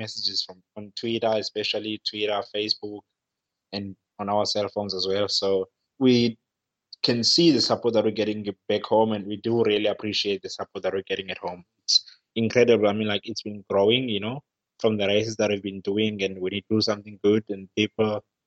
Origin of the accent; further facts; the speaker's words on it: Cape Town, Western Cape, South Africa; moved away as an adult; also born or lived in Europe; I'm from Fishhook in Cape Town